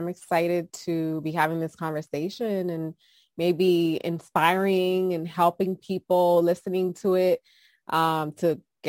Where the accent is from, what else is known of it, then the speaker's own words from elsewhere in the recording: Hartford, Connecticut, United States; accent: mixed accent; moved away as an adult; also born or lived in New York City; now in North Jersey, United States; I was born in Washington Heights, New York City. And then we moved to the Bronx right before 9/11. My mom's side of the family was moving to Connecticut, and we were one of the last families to move to Hartford.